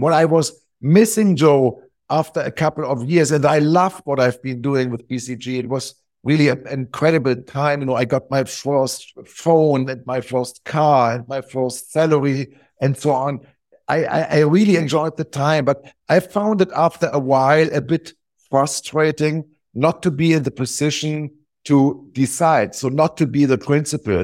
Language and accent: English; Wiesbaden, Hesse, Germany; moved away as an adult; also born or lived in Hamburg; I grew up in Hamburg, which is the northern part of Germany. Pretty soon then moved to, uh, a town close to Frankfurt, the financial center of Germany called Wiesbaden, where I went for school and basically stayed there until I was eighteen